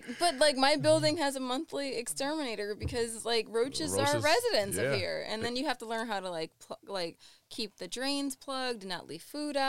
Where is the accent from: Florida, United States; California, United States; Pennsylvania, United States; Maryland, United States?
Pennsylvania, United States; Scranton; born or raised there; moved away as an adult; also born or lived in Newark, New Jersey; now in New York City, United States